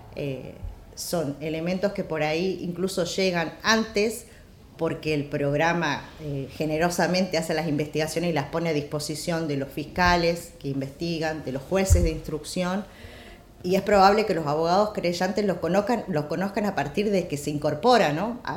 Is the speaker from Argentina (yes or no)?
yes; Jujuy, Argentina; yo soy de Jujuy, vengo de ahí